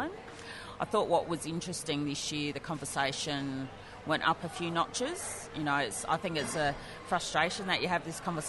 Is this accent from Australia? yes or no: yes; Adelaide, South Australia, Australia; Adelaide's mostly been home, done most of my growing up on Kaurna country